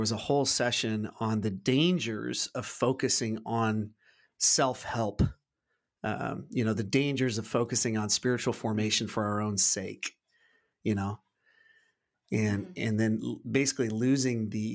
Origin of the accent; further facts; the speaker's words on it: United States; I've always struggled growing up in the American church, that really only being the only context that I've been swimming in.